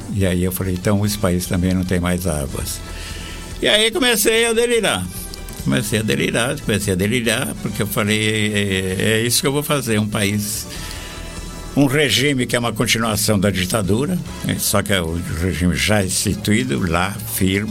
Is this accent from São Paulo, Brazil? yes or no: yes; Araraquara, São Paulo, Brazil; moved away; eu vim de Araraquara, interior de São Paulo